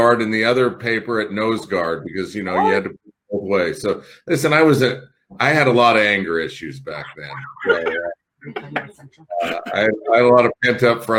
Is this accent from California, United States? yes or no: no; Spokane, Washington, United States; also born or lived in Portland, Oregon; I was born in Portland. I grew up in Spokane.